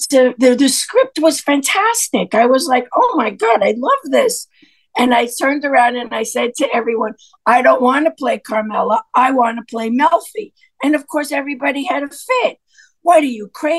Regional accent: Hicksville, New York, United States; also born or lived in Brooklyn, New York; I was born in Brooklyn, but my parents then moved to Hicksville, but we moved into a Jewish neighborhood

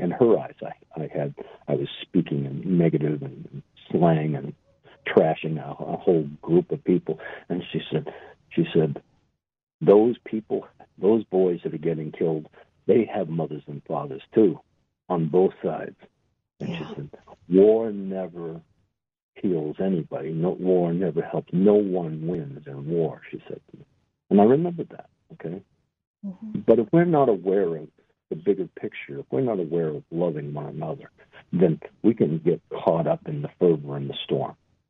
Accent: Ireland; It's March. It's St. Patrick's Day. I'm Irish and all the rest of it.

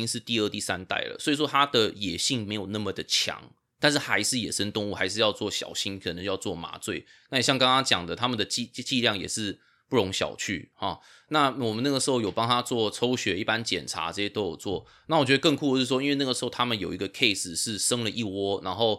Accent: Taipei, Taiwan; moved away as an adult; now in United States; 因为我在台北长大啊、我是台北长大之后才来这边念那个呃大学跟兽医

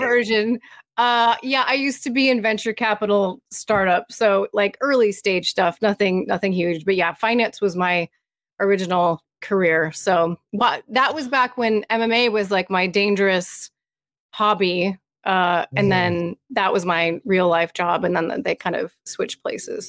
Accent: United States; as an American

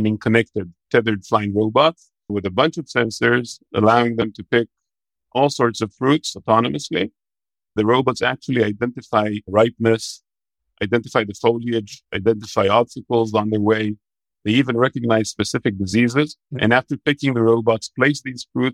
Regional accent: Israel; moved away as an adult; now in United States; I'm from Israel, but I'm currently living in the U.S.

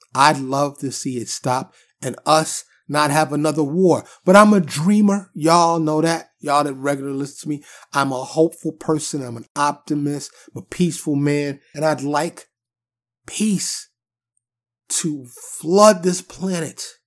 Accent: New York City, New York, United States; moved away as an adult; now in Dallas, United States; I'm born and raised in New York City. I live in, uh, in the suburbs of Dallas, Texas now, and have for many years

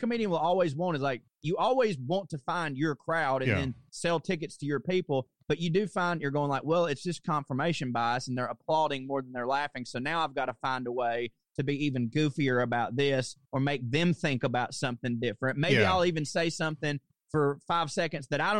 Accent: Chickamauga, Georgia, United States; moved away; also born or lived in New York; I'm from Chickamauga, Georgia

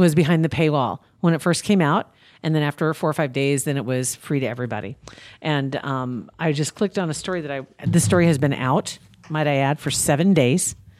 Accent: Ashland, Nebraska, United States; my hometown paper, Ashland

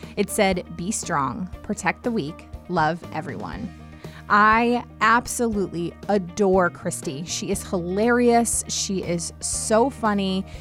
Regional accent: United States; I grew up right outside of Washington, D C

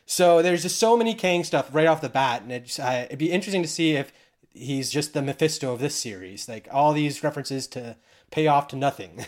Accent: Canada; being Canadian

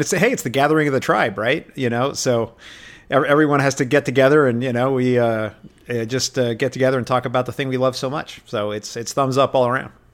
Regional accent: New York City, New York, United States; I grew up in New York, uh, City, and I grew up watching, uh, Star Trek every night.

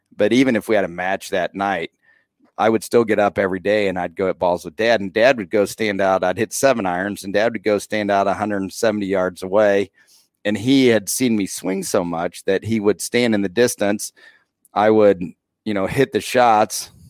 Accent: Rochester, Indiana, United States; moved away as an adult; now in Peru, United States; I grew up in the small town

